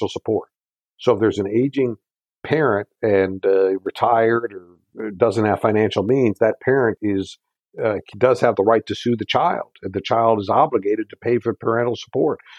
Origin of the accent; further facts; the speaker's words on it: United States; as an American